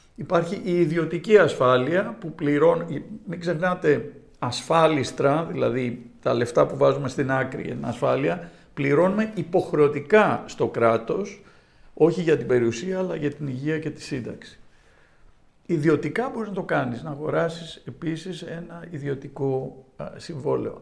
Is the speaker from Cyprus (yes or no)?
no; Greece; moved away as an adult; also born or lived in New York, United States; η Ελλάδα είναι η πατρίδα μου